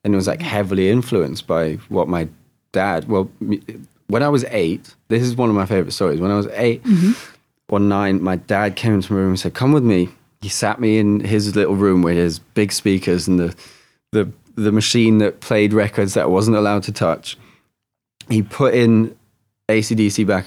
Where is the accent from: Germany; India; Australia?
Germany; moved away; I'm half English, half German. I spent my adolescence in Germany.